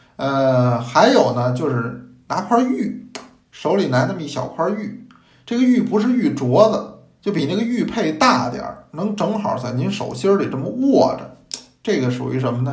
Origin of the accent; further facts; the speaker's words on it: China; 因为我们中国人是爱茶的民族